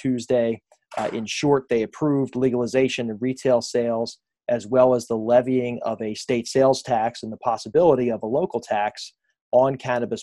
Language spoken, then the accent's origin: English; New Jersey, United States; Born and raised in South Jersey, I know firsthand the strength of our neighborhoods.